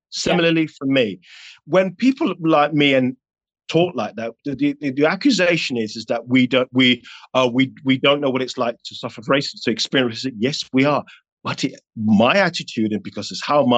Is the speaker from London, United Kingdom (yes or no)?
yes; London, United Kingdom; I was raised in North London in the 80s.